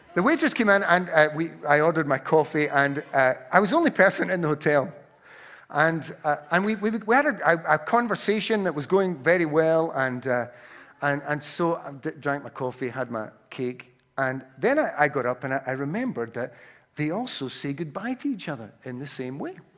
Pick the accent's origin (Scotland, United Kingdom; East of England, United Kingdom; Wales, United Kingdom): Scotland, United Kingdom; Glasgow; accent: Glaswegian; I have a Glaswegian accent, uh, or I'm from Glasgow